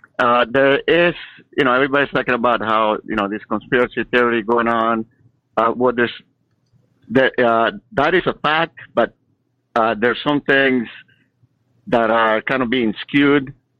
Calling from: Sacramento, California, United States; from Sacramento.

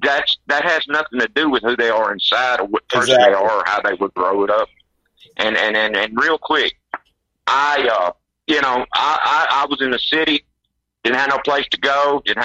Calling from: Kentucky, United States; from Kentucky.

